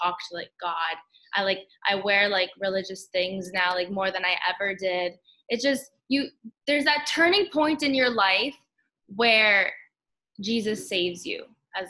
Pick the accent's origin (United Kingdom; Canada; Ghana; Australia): Canada; we're Canadian